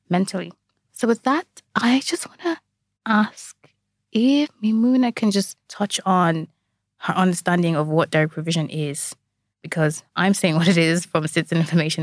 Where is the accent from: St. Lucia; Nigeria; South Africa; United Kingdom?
Nigeria; now in Ireland; I'm Nigerian